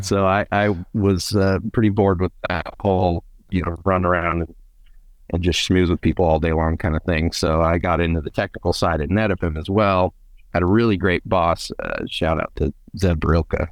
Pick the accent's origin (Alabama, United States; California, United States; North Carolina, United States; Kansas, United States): California, United States; Fresno; also born or lived in Reedley, California; I grew up in the Central Valley, um, born in, in Reedley, raised around Fresno area